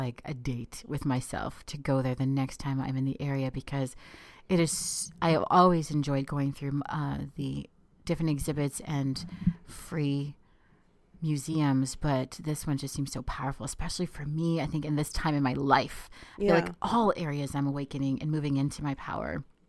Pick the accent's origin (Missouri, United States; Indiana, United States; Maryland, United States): Maryland, United States; moved away as an adult; now in California, United States; I'm originally from the Maryland, D.C. area.